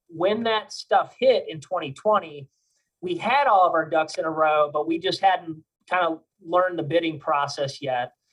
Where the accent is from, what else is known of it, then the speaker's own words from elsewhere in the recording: Cleveland, Ohio, United States; moved away as an adult; now in Louisiana, United States; I'm actually from Cleveland, Ohio, and uh, I, I, moved down here to uh, Louisiana in 2007.